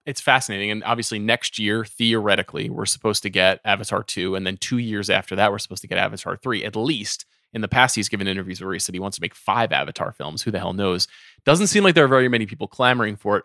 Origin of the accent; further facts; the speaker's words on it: Long Island, New York, United States; I grew up on Long Island